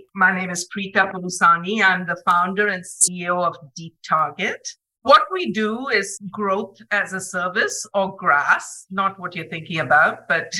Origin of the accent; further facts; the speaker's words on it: India; moved away as an adult; now in Huntsville, United States; I'm from India and of a certain age.